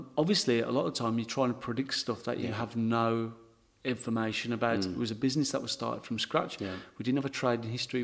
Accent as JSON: {"language": "English", "region": "England", "country": "United Kingdom", "accent": "English", "moved": "yes", "lives_now": "Berry, Australia", "said": "being English, because my accent obviously is quite strong"}